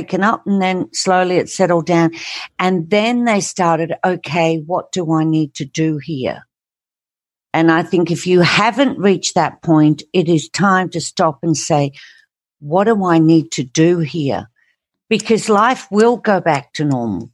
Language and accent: English; England, United Kingdom; I grew up in England